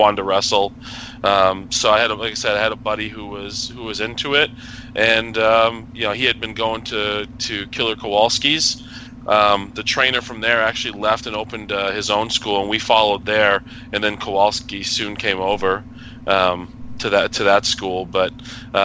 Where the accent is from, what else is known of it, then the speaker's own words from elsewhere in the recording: New Hampshire, United States; growing up in New Hampshire